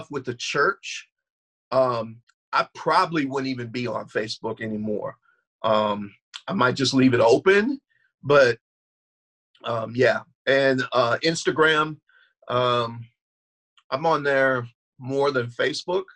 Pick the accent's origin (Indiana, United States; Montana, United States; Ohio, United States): Indiana, United States; Goshen; moved away as an adult; now in Gary, United States; I'm originally from Goshen area, and 21 years ago moved to Gary, Indiana, where I pastor currently.